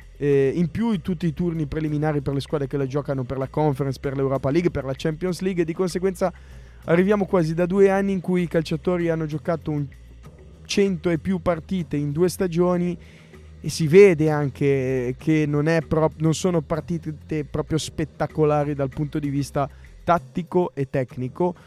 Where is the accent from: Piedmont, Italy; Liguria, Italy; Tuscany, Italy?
Liguria, Italy; Recco; a Recco, nel mio paese c'è una chiesa di Sant'Antonio